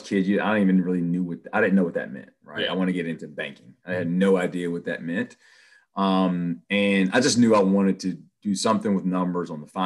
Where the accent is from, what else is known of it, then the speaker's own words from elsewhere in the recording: Clifton Forge, Virginia, United States; moved away as an adult; now in Charlotte, United States; So I am from a very, very small town, Clifton Forge, Virginia, where, you know, we had four stoplights and one of them is blinking. I grew up in a loving family.